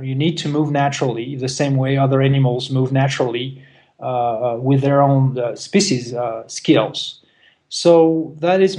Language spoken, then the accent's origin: English; France; moved away; I'm originally from France